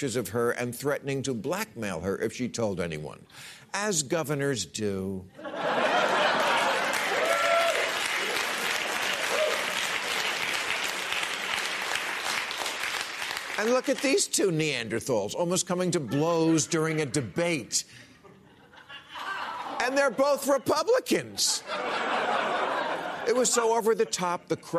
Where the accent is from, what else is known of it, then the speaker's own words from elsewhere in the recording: New Jersey, United States; New Jersey, my home state